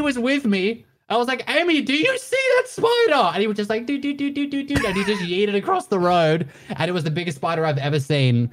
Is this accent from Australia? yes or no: yes; Australia; now in United States; I'm from Australia, currently living in America, literally in Dato's house